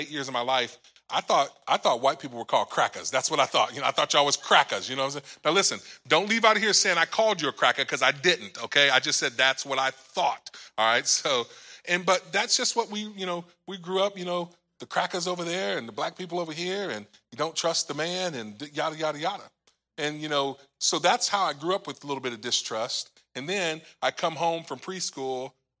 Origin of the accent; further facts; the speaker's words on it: Macomb, Illinois, United States; also born or lived in Fort Pierce, Florida; we're from a small little town in Macomb, Illinois. And so it's just across the river from Quincy, Illinois